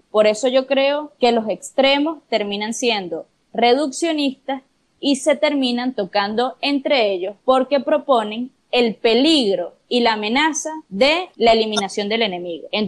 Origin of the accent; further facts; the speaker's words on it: Venezuela; por ejemplo, nosotros atravesamos como venezolanos, en el que es muy difícil que los acuerdos se pongan por delante de las diferencias.